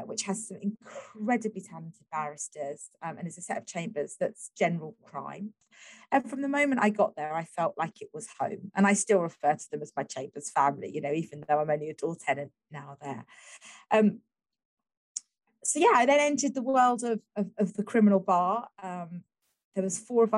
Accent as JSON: {"language": "English", "region": "London", "country": "United Kingdom", "tie": "born or raised there", "said": "I was growing up in East London"}